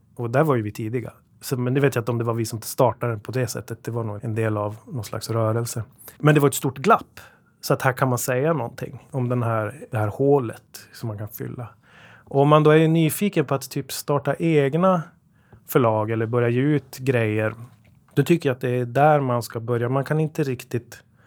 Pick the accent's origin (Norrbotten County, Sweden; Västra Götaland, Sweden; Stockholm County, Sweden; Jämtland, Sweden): Norrbotten County, Sweden; Luleå; now in Gothenburg, Sweden; Vi kommer från Luleå, jag och Jonas, som min bror, som jag startat detta med och driver det med. Så att eh, norrbottningar som har vindlat ut i världen